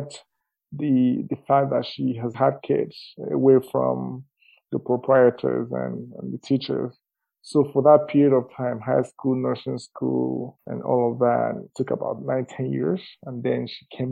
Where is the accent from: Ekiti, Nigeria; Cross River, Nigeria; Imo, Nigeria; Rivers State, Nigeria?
Imo, Nigeria; eastern Nigeria; moved away as an adult; now in Calgary, Canada; I was born in the eastern part of Nigeria, specifically Amebo in Nigeria